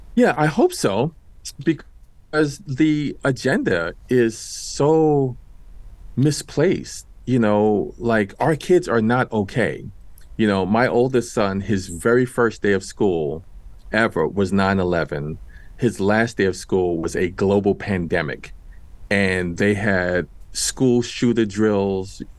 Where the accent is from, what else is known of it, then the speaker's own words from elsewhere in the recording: New York City, New York, United States; I grew up in Washington Heights in New York City.